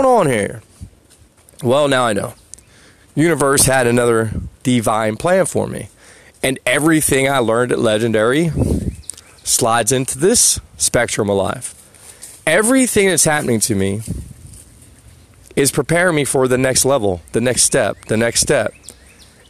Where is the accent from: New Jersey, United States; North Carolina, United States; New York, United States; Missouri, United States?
New Jersey, United States; I'm from Jersey.